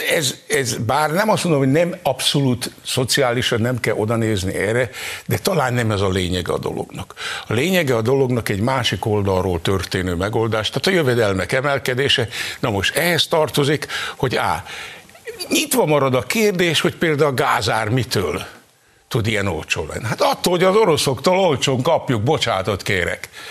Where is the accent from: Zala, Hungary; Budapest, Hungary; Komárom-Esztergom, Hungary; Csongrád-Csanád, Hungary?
Zala, Hungary; near Zalalövő, Hungary; Én még oda-haza születtem